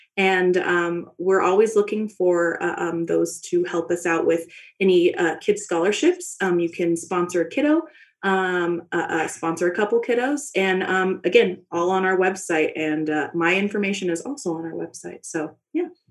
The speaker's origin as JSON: {"language": "English", "town": "Dallas", "region": "Texas", "country": "United States", "moved": "as an adult", "lives_now": "Flagstaff, United States", "said": "I'm originally from Dallas, Texas"}